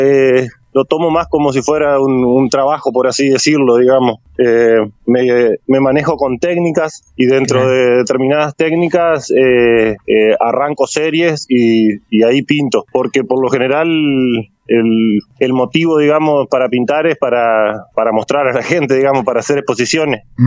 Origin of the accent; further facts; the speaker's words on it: San Salvador, Entre Ríos, Argentina; also born or lived in Gualeguaychú; soy oriundo de San Salvador